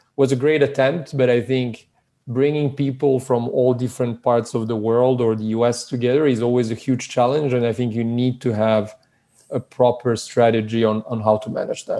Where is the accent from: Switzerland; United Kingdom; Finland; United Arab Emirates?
Switzerland; born or raised there; moved away as an adult; also born or lived in Belgrade, Serbia; now in California, United States